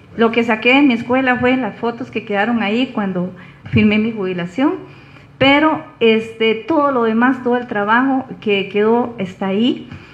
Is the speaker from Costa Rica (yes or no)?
yes; Grecia, Alajuela, Costa Rica; soy, soy griega, o sea, nací aquí